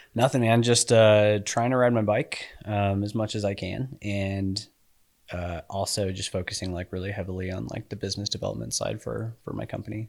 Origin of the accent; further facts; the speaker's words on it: Colorado Springs, Colorado, United States; now in Utah, United States; I grew up in Colorado Springs